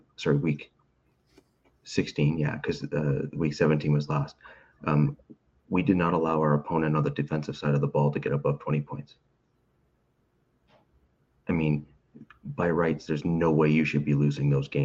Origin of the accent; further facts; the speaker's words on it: Canada; I'm a Canadian